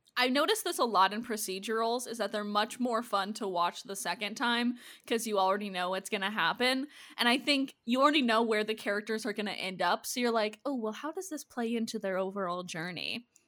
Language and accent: English; Minnesota and Iowa, United States; I grew up in Minnesota and Iowa